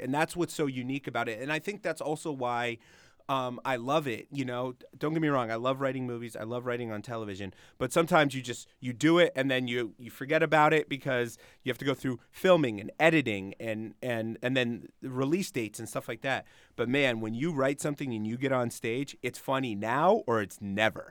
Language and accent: English; Springfield, Massachusetts, United States; moved away as an adult; also born or lived in Los Angeles; I grew up in Springfield.